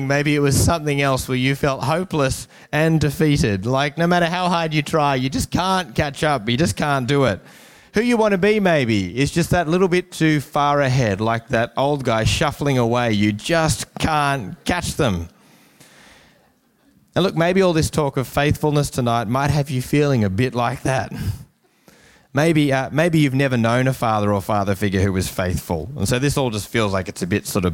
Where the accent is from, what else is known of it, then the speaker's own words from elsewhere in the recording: Newcastle, New South Wales, Australia; growing up in Newcastle in the 90s